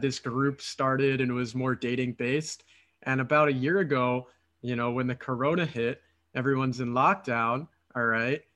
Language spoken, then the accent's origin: English; Philadelphia, Pennsylvania, United States; moved away as an adult; now in Romania; I'm originally from Philadelphia, from the United States